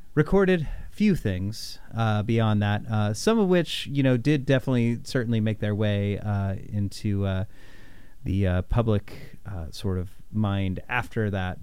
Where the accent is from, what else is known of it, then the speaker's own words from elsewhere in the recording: Indianapolis, Indiana, United States; in my hometown of Indianapolis when I was just a young boy